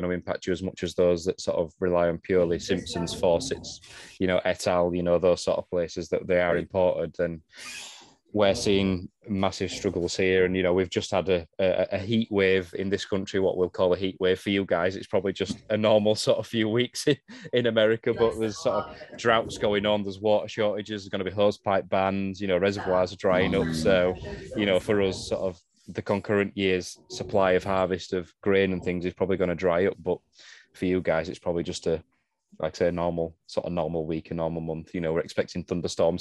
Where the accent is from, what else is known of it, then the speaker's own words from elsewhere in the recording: United Kingdom; being British